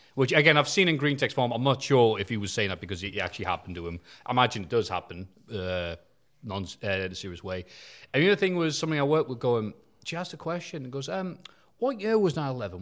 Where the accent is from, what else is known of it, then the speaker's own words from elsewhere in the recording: United Kingdom; being a Brit